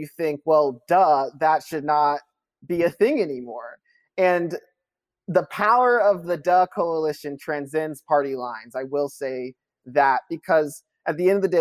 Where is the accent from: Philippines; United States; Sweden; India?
United States; Kentucky; growing up in Kentucky